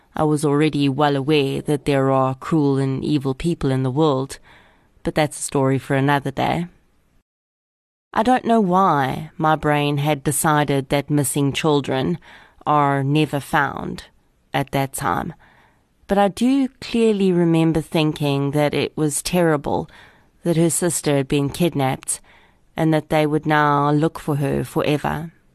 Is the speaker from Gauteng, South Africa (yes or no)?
yes; Boksburg, Gauteng, South Africa; I grew up on the East Rand of Gauteng and attended Boksburg High School from grade eight all the way through to matric